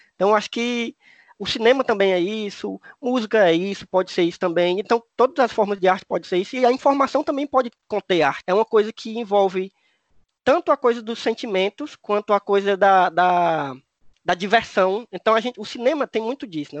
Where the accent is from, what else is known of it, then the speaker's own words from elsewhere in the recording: Cariri, Ceará, Brazil; accent: Cariri; o sotaque deles parece mesmo com o meu, né? Lá do Cariri